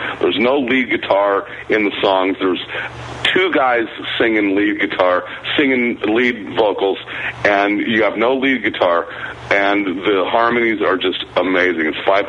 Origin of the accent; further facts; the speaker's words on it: Las Vegas, Nevada, United States; I'm from Las Vegas.